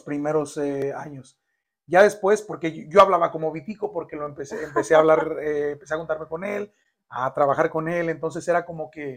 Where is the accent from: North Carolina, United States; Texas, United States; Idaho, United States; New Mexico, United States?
North Carolina, United States; Sanford; hasta la edad de tres años fue cuando ya conviví con él, que llegamos aquí a a Carolina del Norte, a Sanford, mi rancho